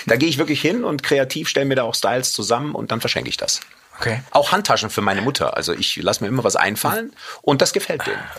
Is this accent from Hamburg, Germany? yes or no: no; Cologne, North Rhine-Westphalia, Germany; weil ich ja Rheinländer bin, als Kölner, muss eine Bratwurst sein.